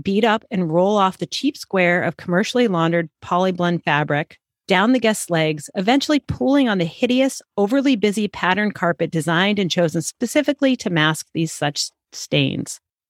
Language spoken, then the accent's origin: English; United States; what it's like to be Puerto Rican growing up in the United States